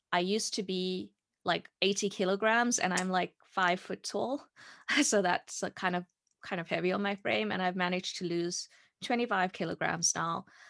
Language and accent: English; South Africa; moved away as an adult; I'm from South Africa and I grew up in South Africa.